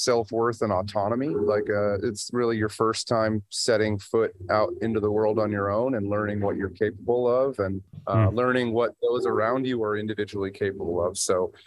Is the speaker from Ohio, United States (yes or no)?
yes; Ohio, United States; moved away as an adult; now in Colorado, United States; I was born out here in Colorado, but I grew up in Ohio